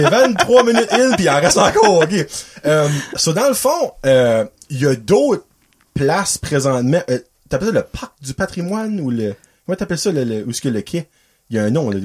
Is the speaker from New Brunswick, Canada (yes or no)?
yes; Dovertia, New Brunswick, Canada; now in Petit-Rocher, Canada; ça fait 10 ans que je demeure à Petit Rocher, ben, je viens de Dovertia